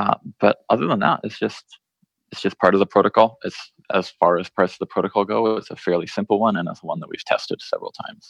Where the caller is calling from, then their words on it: Austin, Texas, United States; I'm calling in from Austin, Texas, at my home here, where I'm locked down